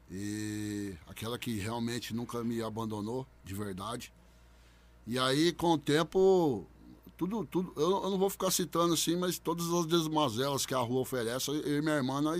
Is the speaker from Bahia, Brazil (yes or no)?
no; Bebedouro, São Paulo, Brazil; Sou nascido e criado em Bebedouro, na Vila Paulista, né? Sou nascido e criado lá. Hoje eu não moro lá, mas sou nascido e criado lá.